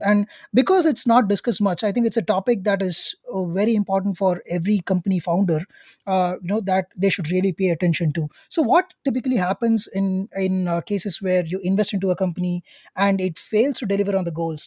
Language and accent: English; India; as an Indian myself